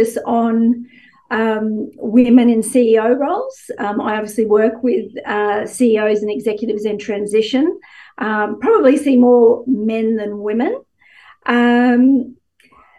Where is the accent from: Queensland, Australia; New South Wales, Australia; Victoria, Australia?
Queensland, Australia; Gladstone; moved away; I grew up in Gladstone